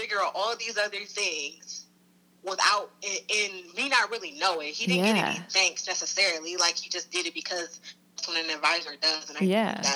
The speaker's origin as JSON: {"language": "English", "town": "Detroit", "region": "Michigan", "country": "United States", "said": "I'm from Detroit"}